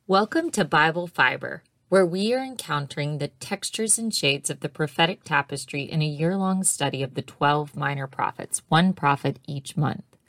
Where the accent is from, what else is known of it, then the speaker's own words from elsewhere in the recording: Moss Bluff, Louisiana, United States; my hometown of Mos Bluff, Louisiana